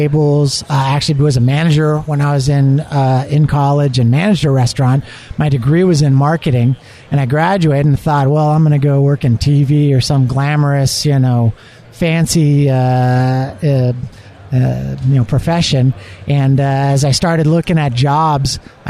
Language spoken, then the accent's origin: English; Southern California, United States; moved away as an adult; also born or lived in Bay Area, California / Kansas City; I grew up in Southern California, and I was a busboy at Bob's Big Boy